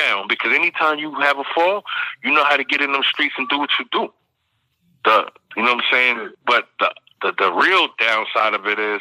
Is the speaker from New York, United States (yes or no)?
yes; New York City, New York, United States; I grew up in Bed-Stuy